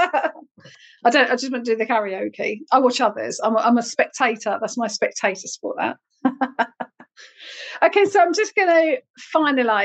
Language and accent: English; United Kingdom; We always moan as the British public